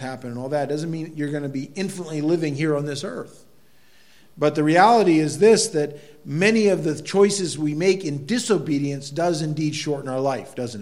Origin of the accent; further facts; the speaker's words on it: United States; I think as an American especially, we live in a world where we talk, you know, our country